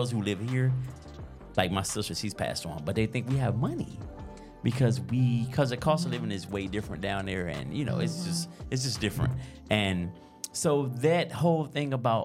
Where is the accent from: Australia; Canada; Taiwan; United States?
United States; Arkansas; now in Delaware, United States; I'm from Arkansas